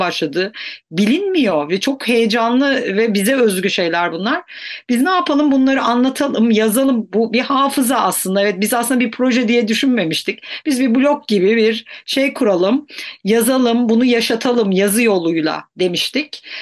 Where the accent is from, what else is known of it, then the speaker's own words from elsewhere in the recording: Mersin, Turkey; also born or lived in Antakya; bir Antakyalı olarak, Mersin'de büyümüş bir Antakyalı olarak